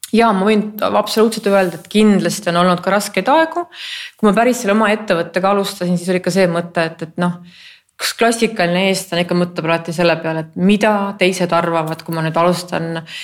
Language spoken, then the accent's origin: Estonian; Estonia; ma ju olen eestlane